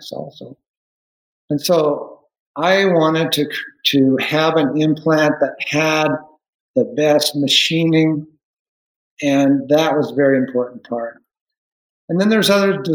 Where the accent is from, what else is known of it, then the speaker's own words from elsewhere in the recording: Salt Lake City, Utah, United States; I grew up in Salt Lake City